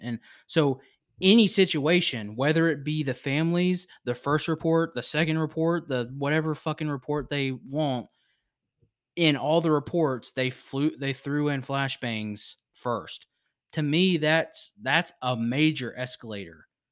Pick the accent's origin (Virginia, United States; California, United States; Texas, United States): Virginia, United States; I was born in Virginia. It's my home state